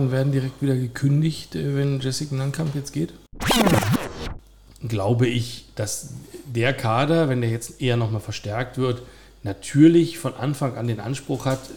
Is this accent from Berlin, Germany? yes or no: yes; Berlin, Germany; born there; Ich, äh, geboren äh, im Wedding.